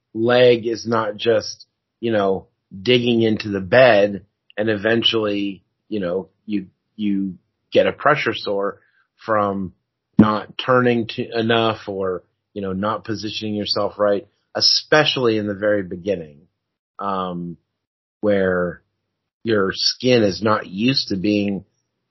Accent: California, United States; I'm also from California

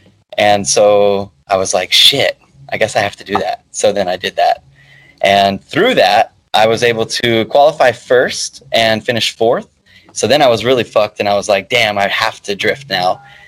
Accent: Dallas, Texas, United States; Dallas, Texas.

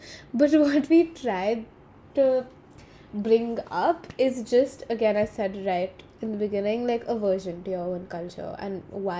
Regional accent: India; We're Indian.

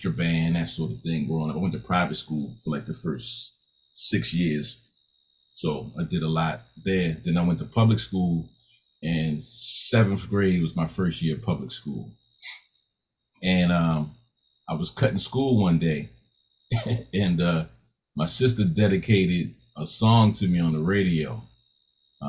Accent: Baltimore, Maryland, United States; moved away; also born or lived in Tennessee / Georgia; I'm from Baltimore

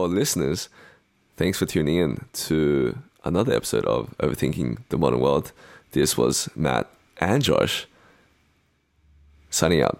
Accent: Australia; accent: Australian; moved away as an adult; now in United States; being an Asian or Chinese Australian living in the US because my identity to most people is more Australian, in that a lot of the slang that I use, my accent is Australian

